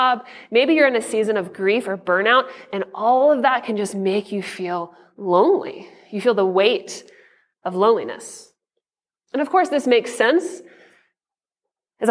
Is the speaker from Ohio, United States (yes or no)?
no; Atlanta, Georgia, United States; now in Denver, United States; I was born in Atlanta. I grew up a Braves fan. Growing up in the 90s